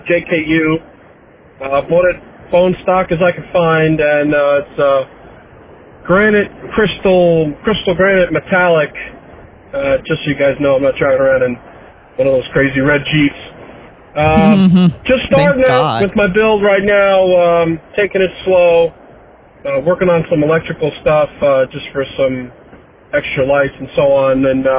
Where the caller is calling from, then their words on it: New Jersey, United States; I'm calling in from New Jersey.